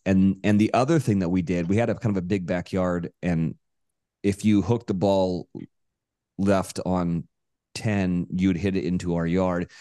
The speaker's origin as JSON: {"language": "English", "town": "Monterey", "region": "California", "country": "United States", "tie": "born or raised there", "moved": "as an adult", "lives_now": "Los Angeles, United States", "said": "I grew up in Monterey, California"}